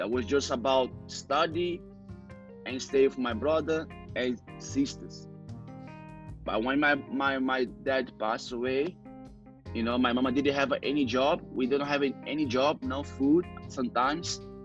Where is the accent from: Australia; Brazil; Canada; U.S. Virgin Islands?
Brazil; Rio de Janeiro; English is a second language; moved away as an adult; now in London, United Kingdom; I'm originally from Brazil, you know, Rio de Janeiro, but I'm from the favela, it's called Cantagalo